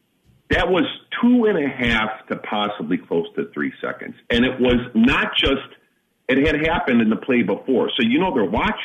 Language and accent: English; Illinois, United States; I'm from Illinois